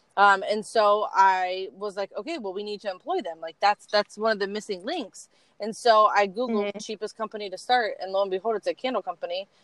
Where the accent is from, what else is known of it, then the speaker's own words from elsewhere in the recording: Columbus, Ohio, United States; I was born in Columbus, still in Columbus.